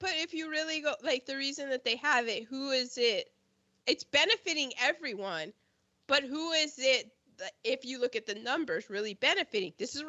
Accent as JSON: {"language": "English", "country": "United Kingdom", "said": "We're British. Bullets, the queen repels them."}